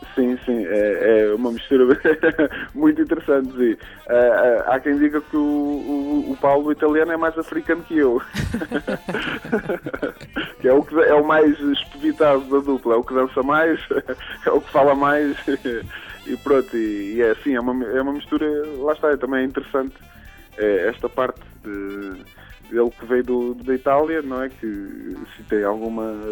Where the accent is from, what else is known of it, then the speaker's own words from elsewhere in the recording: Pontével, Santarém District, Portugal; onde vivi, onde cresci, na zona do, do Cartaz. Eh, uma pequena aldeia chamada Pontevel